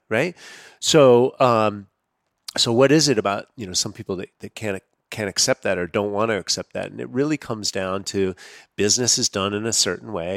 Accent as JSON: {"language": "English", "country": "United States", "tie": "born or raised there", "said": "growing up as an American on processed foods"}